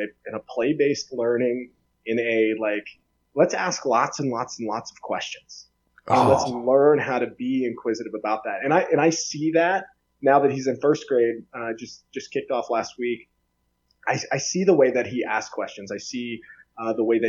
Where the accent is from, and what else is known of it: Soldotna, Alaska, United States; born or raised there; accent: Southern; moved away as an adult; also born or lived in Lafayette, Louisiana / Kenai, Alaska / Boise, Idaho